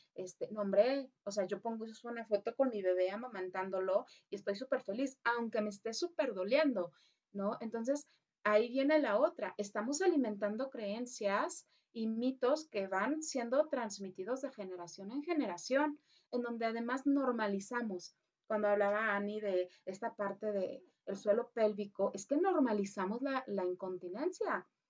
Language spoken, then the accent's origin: Spanish; Mexico